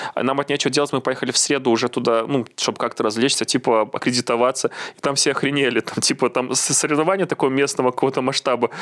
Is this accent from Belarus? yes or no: yes; Belarus; also born or lived in Minsk; мы же, белорусы